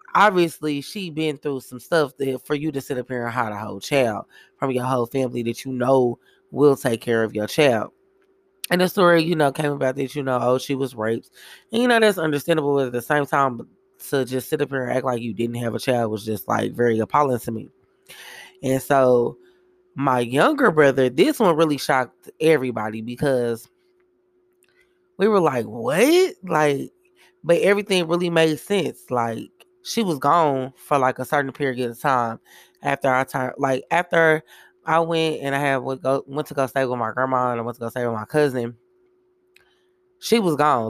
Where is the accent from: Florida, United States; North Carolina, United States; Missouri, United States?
Missouri, United States; Kansas City; I am from Kansas City, Missouri